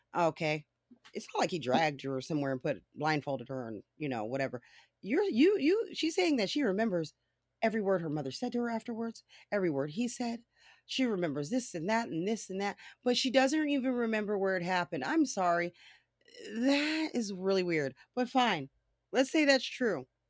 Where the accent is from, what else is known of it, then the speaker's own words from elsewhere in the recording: California, United States; I'm from California